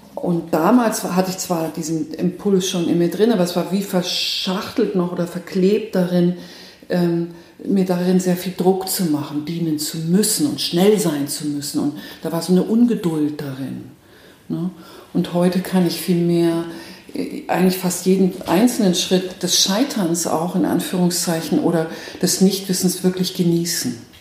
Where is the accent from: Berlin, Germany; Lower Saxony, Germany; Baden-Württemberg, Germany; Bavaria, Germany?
Bavaria, Germany; Nuremberg; moved away as an adult; now in Bielefeld, Germany; Ich komme ursprünglich komme ich aus dem, aus dem Frankenland. Also ich könnte jetzt sozusagen äh, an der Christkindlwahl könnte ich jetzt teilnehmen. Es dürfen nämlich nur gebürtige Nürnbergerinnen